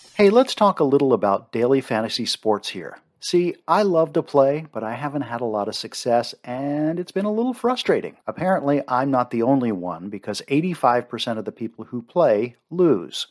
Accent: Maryland, United States; I grew up in Maryland

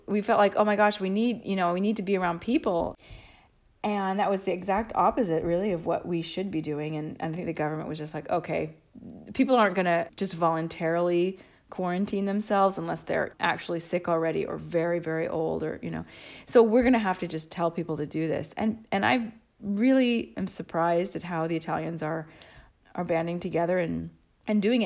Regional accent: United States; now in Italy; I'm American too

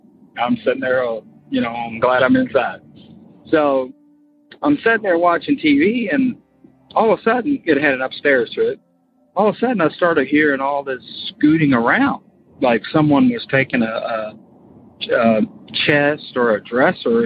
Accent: Florida, United States; moved away as an adult; now in Kentucky, United States; I'm from Kentucky, but we moved to Florida and when I was like 8, and I grew up there, but now I'm back in Kentucky.

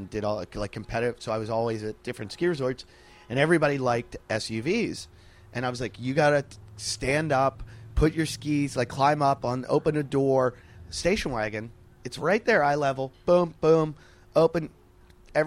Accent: Pittsburgh, Pennsylvania, United States; moved away; I grew up in Pittsburgh

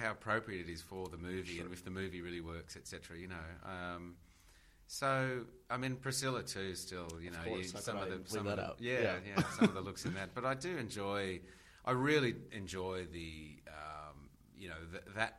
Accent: Australia; as an Australian

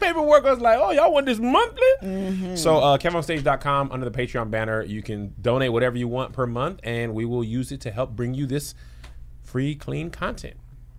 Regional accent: El Paso, Texas, United States; I'm from El Paso.

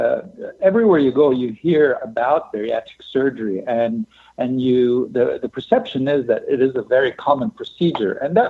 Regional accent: Egypt; also born or lived in Europe / Latin America; now in Seattle, United States; So I grew up in many countries, mostly in Europe and Latin America. And we're Egyptian. And so we returned to Egypt.

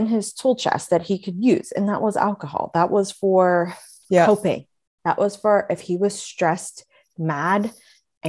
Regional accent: West Virginia, United States; moved away; I grew up in West Virginia

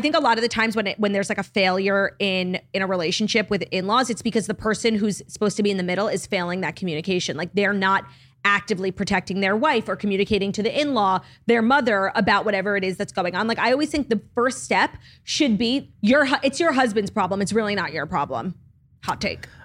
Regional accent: United States; first language English; I grew up in America speaking English

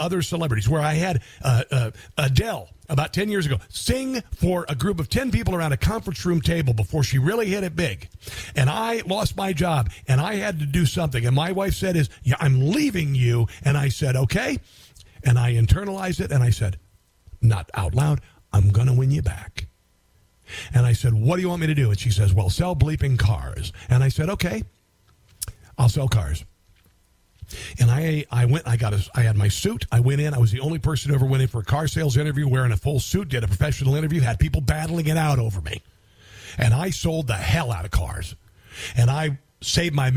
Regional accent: Neola, Iowa, United States; Neola, my hometown

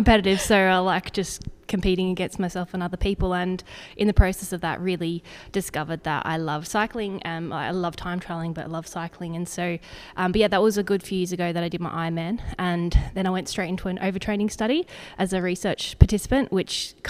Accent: Zambia; also born or lived in Australia / England; now in Girona, Spain; I'm Australian originally, but I grew up in Zambia. I lived in England for 8 years

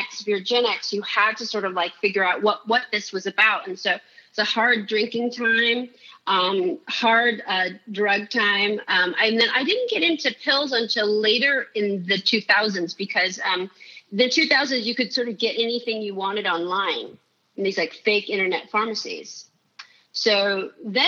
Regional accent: San Francisco, California, United States; born or raised there

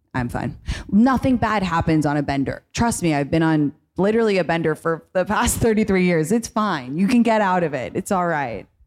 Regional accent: London, United Kingdom; moved away as an adult; now in United States; I grew up in London and then I had college in America

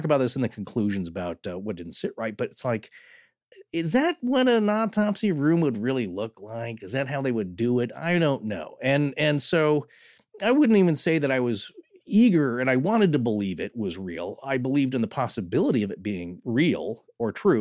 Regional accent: Pacific Northwest, United States; growing up in the Pacific Northwest

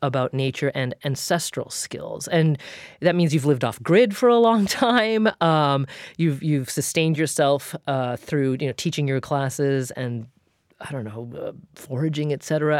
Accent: Oregon, United States; now in Massachusetts, United States; I grew up in in Oregon and played in the woods like every day of my life

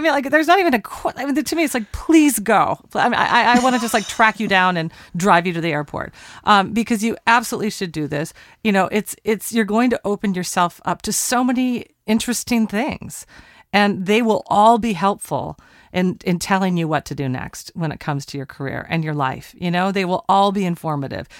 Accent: Portland, Oregon, United States; Portland, Oregon, my hometown.

